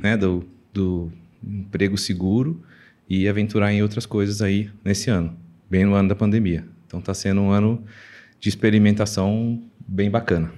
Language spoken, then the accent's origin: Portuguese; Minas Gerais, Brazil; moved away; also born or lived in Mexico City, Mexico / Colombia; eu sou mineiro, estou aqui em São Paulo